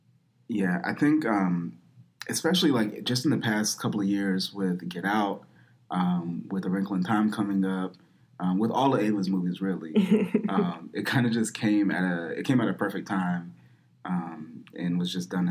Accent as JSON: {"language": "English", "country": "United States", "said": "we are fully American"}